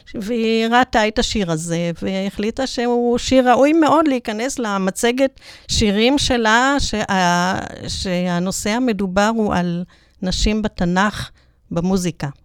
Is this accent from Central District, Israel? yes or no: yes; Netanya, Central District, Israel; נולדתי בנתניה